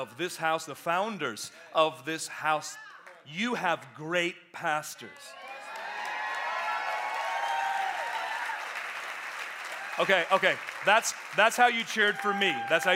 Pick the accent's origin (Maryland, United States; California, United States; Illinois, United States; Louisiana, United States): California, United States; Oakland; now in Atlanta, United States; I come from Oakland, California originally, And so I grew up in the hood